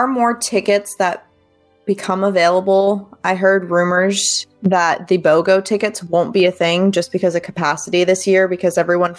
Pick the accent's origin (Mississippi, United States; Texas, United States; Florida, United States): Florida, United States; Fort Myers; moved away; I'm from Florida originally, if you didn't know that about me. I have friends from, you know, my old stomping grounds in Fort Myers